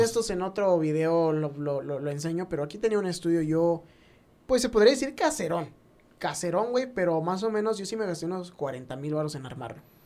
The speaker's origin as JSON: {"language": "Spanish", "country": "Mexico", "said": "uno como mexicano"}